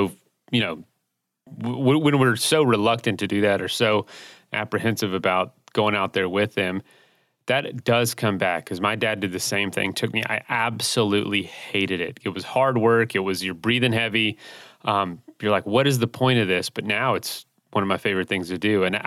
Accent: Florida, United States; I born and raised in Florida

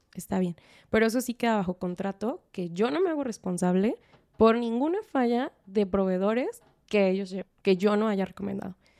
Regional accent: Guadalajara, Jalisco, Mexico; yo soy de Guadalajara

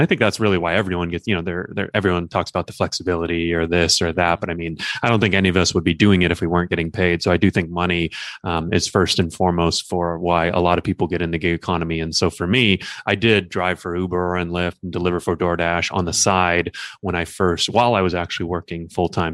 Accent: Los Angeles, California, United States; also born or lived in Newport Beach / Long Beach; I grew up in Los Angeles, and I currently live in L A.

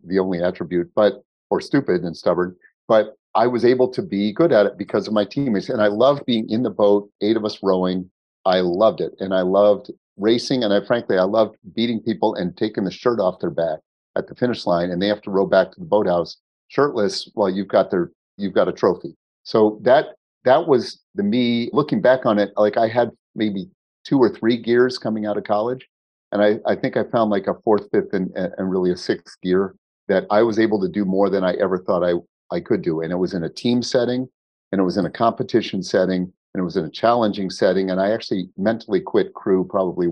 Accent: Boston, Massachusetts, United States; I've got to buy a Boston sports team. It's my hometown

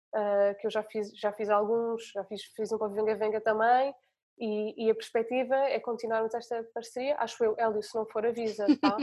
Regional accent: Portugal

